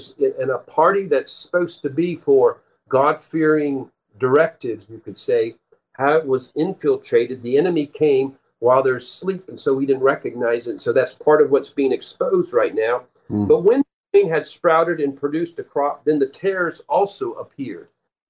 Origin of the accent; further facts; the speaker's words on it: Peru; but when I lived, and my parents were missionaries, I grew up in Peru, South America. We lived there most of our first 18 years. Several years we were on a farm community.